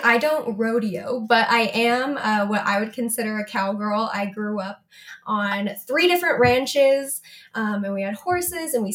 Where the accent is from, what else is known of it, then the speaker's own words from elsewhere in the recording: New Mexico, United States; We're both from New Mexico.